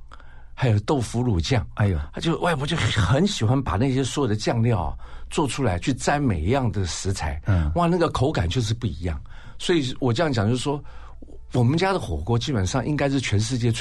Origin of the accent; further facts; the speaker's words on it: Taiwan; 从小在眷村长大嘛